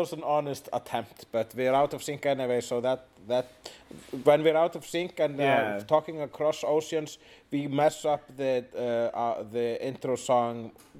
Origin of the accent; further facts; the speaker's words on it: Iceland; And I am an Icelander.